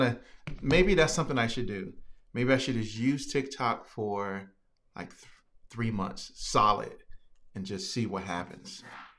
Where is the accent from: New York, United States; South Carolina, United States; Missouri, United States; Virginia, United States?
Virginia, United States; Hey, VA is in the building.